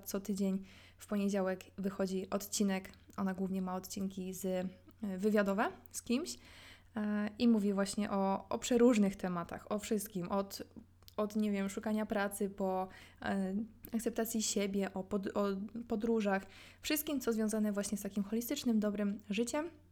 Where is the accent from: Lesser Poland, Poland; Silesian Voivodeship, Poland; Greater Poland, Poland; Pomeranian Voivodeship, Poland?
Silesian Voivodeship, Poland; ja jestem ze Śląska